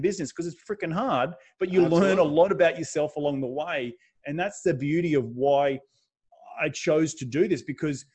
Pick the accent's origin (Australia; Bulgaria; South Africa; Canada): Australia; moved away as an adult; also born or lived in New York City, United States; now in United States; I've come from a country in Australia where it had just coincidentally the biggest meetup, which only had 50 people, was in my hometown